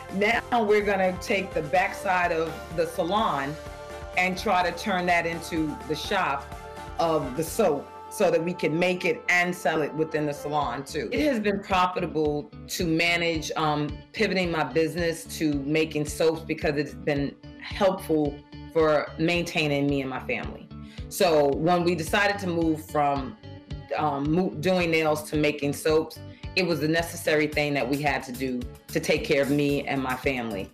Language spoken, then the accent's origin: English; New York, United States; I'm from New York in Harlem